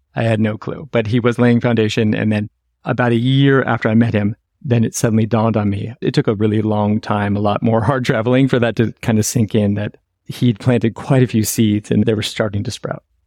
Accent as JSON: {"language": "English", "town": "San Francisco", "region": "California", "country": "United States", "moved": "yes", "said": "I'm originally from San Francisco"}